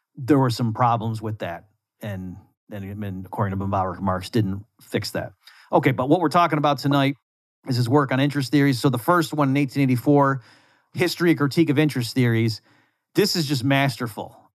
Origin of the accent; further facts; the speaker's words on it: United States; I'm from the United States.